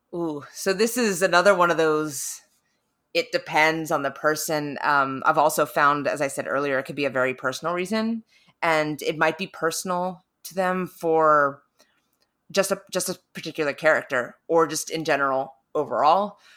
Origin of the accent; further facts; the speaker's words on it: North Carolina, United States; moved away; I don't have too strong of an accent, but I'm originally from North Carolina.